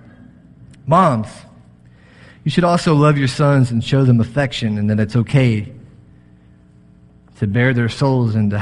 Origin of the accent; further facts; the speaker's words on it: Texas, United States; moved away; I'm from Texas